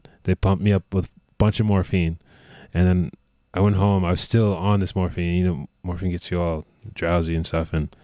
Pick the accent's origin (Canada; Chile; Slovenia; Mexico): Canada; we're Canadian